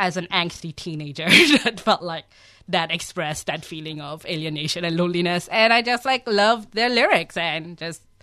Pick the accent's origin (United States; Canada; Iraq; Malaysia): Malaysia; moved away as an adult; also born or lived in Australia; now in Melbourne, Australia; I grew up in Malaysia. I was born and raised there as a child of Bangladeshi immigrants.